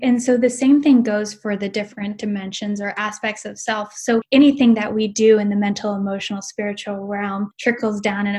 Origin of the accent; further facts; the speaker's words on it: Boise, Idaho, United States; So I am originally from Boise, Idaho, and I moved around a lot growing up.